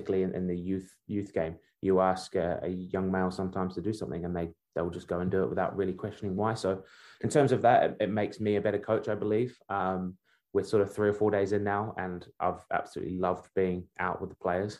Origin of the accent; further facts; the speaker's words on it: Wellington, New Zealand; also born or lived in Birmingham, England; Although I was born in England, I grew up in Wellington. So I'm a Wellington boy